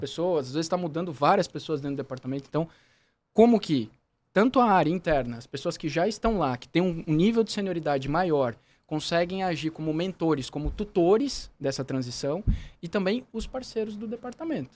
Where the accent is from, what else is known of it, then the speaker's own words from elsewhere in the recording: Curitiba, Paraná, Brazil; moved away as an adult; now in São Paulo, Brazil; eu sou de Curitiba, sou natural de Curitiba